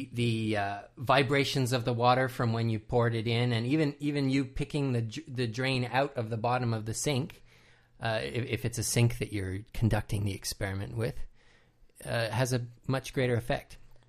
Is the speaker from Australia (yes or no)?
yes; Australia; accent: Australian; They make me feel a lot better about my Australian accent.